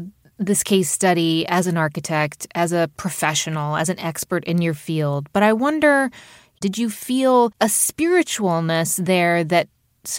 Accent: United States; as an American

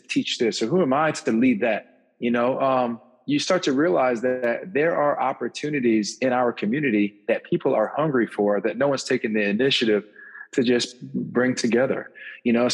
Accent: Sarasota, Florida, United States; growing up in Sarasota

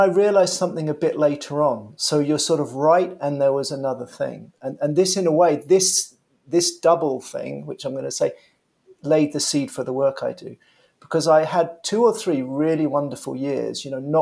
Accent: London, United Kingdom; born and raised in London.

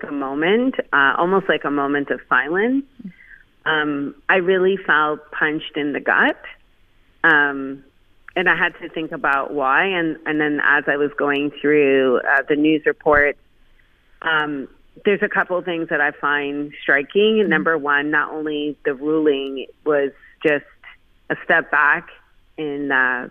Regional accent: Quebec, Canada; I grew up in a Quebec with Quebec teachers

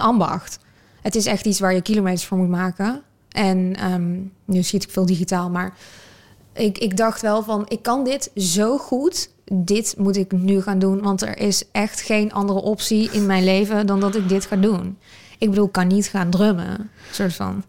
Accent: North Brabant, Netherlands; Ik ben wel geboren in Nederland

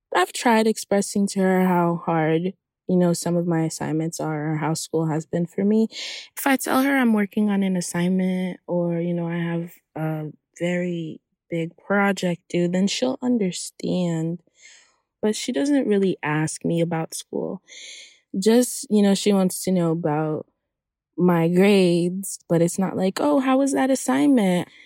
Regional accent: Hollywood, Florida, United States; also born or lived in Haiti; I'm from Haiti. And I grew up in Hollywood, Florida.

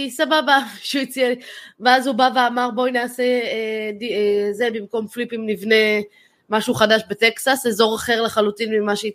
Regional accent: Israel; משהו שאני חושבת כישראלים לא נתפס אצלנו.

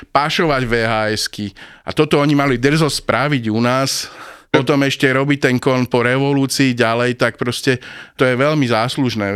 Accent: Bratislava, Bratislava Region, Slovakia; som bol z Bratislavy.

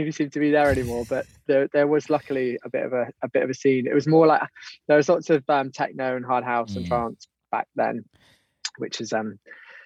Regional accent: Torquay, South West England, United Kingdom; From Torquay.

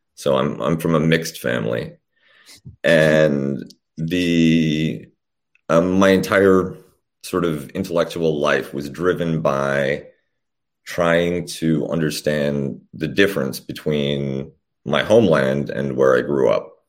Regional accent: Canada; also born or lived in Poland / Austria; I was born in Poland when it was still the People's Republic, and my family came over as refugees to Canada when I was young

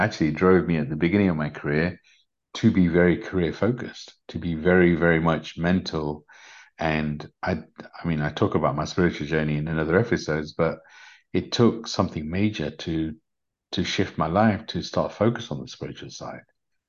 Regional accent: Uganda; I was a refugee from Uganda, so we didn't have much.

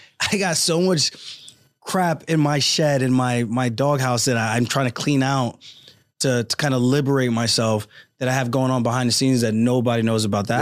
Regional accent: Roosevelt, New York, United States; also born or lived in Uniondale, New York; I grew up in Roosevelt, New York, Long Island

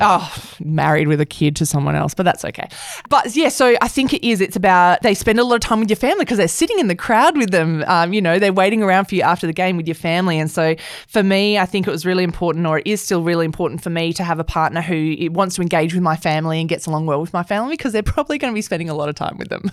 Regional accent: Perth, Western Australia, Australia; I grew up in Perth

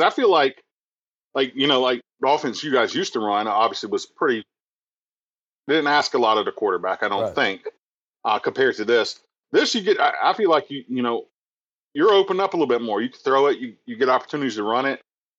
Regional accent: South Carolina, United States; I'm from South Carolina

